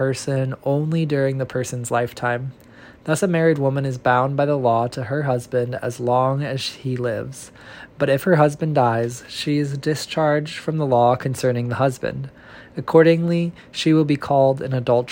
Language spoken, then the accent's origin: English; Central Illinois, United States; now in Nashville, United States; a person born and raised in Central Illinois, reading from Nashville, Tennessee